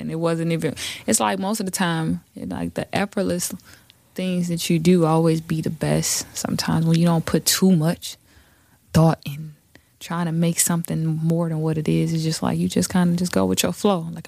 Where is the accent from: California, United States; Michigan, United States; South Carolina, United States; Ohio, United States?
Michigan, United States; Detroit; So, what was it like growing up in Detroit? it was just growing up in Detroit.